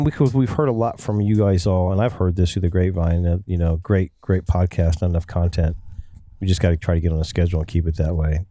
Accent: Ohio, United States; I'm from Ohio

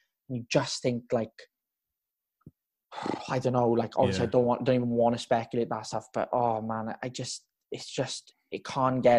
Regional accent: Tonyrefail, Wales, United Kingdom; also born or lived in Treorchy; So I live in Tonerevel. I went to school in Treorchy, so it's in the valley

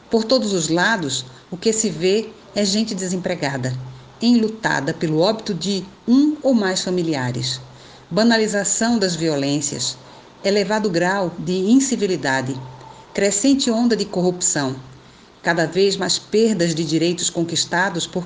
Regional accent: Recife, Pernambuco, Brazil; Sou natural do Recife, capital de Pernambuco. Sou filha de um casal de pessoas negras da periferia

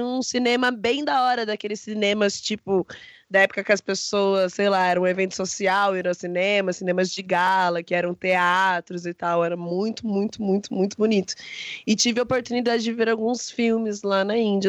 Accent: Brazil

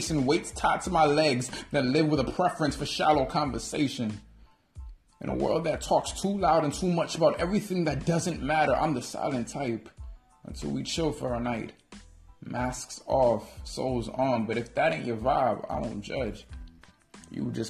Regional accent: New York City, New York, United States; I was raised in Harlem

